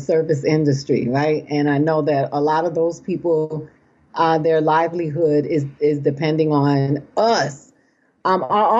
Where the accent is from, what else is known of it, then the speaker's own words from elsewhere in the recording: Boston, Massachusetts, United States; also born or lived in Puerto Rico (ancestry); I was born in Boston